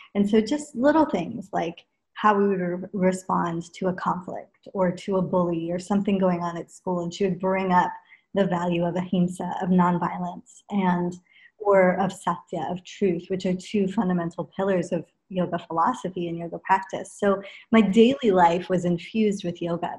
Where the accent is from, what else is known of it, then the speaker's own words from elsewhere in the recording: Los Angeles, California, United States; also born or lived in England; in LA, where I grew up